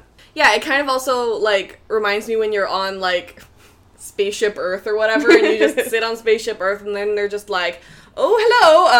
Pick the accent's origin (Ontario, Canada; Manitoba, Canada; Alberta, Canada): Alberta, Canada; Red Deer; moved away; my hometown, Red Deer, where my parents and family live